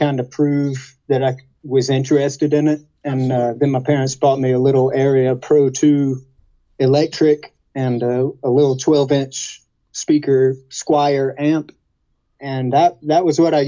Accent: Chester, South Carolina, United States; moved away; also born or lived in Charlotte, North Carolina; I used to see a lot of bluegrass gigs growing up in Chester, South Carolina.

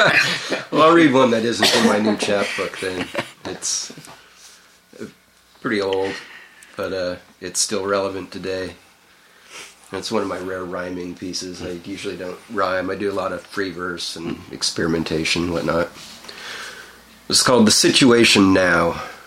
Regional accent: Anaheim, California, United States; also born or lived in North Dakota; So yeah, Cali. Anaheim, California.

